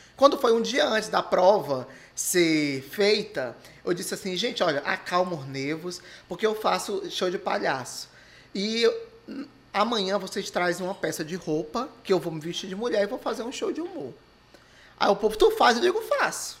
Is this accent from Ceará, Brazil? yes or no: yes; Maracanaú, Ceará, Brazil; eu sou filho nato de Maracanaú, nasci em Maracanaú. E moro até hoje